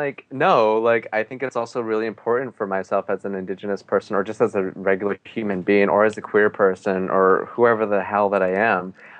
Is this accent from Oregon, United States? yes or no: yes; Portland, Oregon, United States; Like, growing up in Portland, Oregon, and being so displaced from like the four sacred mountains of the Diné people, I still feel really empowered as like a Navajo Diné person